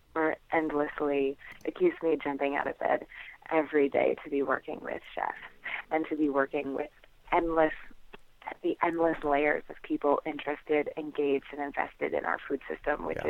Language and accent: English; Naples, New York, United States; I grew up in the Finger Lakes of upstate New York